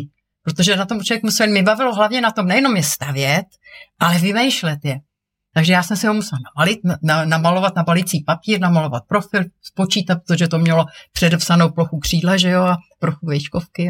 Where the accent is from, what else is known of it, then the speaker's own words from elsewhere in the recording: Prague, Czechia; jako mlá holka, jsem lekla modílky v letecko-modelářském klubu Praha 6